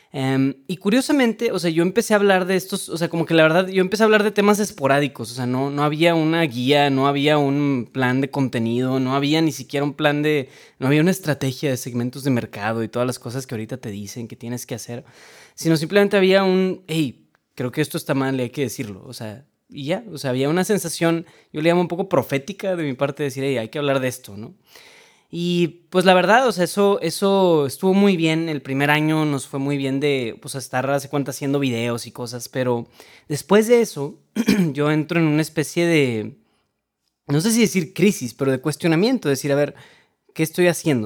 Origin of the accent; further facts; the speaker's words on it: Monterrey, Nuevo León, Mexico; soy de Monterrey, Nuevo León, México